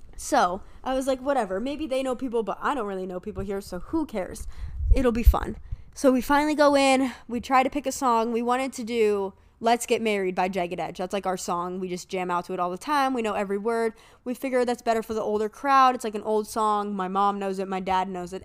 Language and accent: English; Erie, Pennsylvania, United States; I'm from Erie, and a lot of people know of me. One because my dad's the principal of the main high school here.